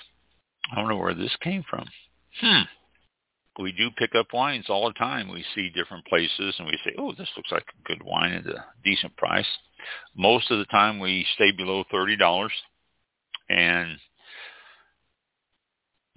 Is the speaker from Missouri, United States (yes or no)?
yes; Kansas City, Missouri, United States; Kansas City, Missouri, which is my hometown